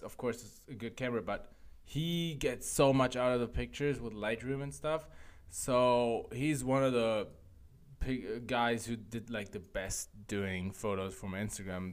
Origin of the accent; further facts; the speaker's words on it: Frankfurt, Hesse, Germany; now in Berlin, Germany; Frankfurt, my hometown.